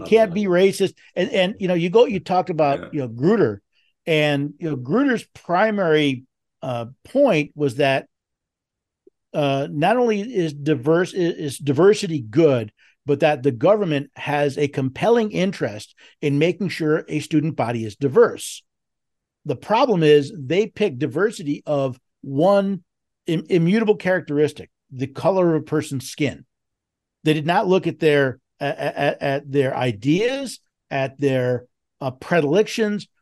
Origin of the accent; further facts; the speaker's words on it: New York City, New York, United States; moved away; I was born and raised in New York, uh, in New York City, lived there many years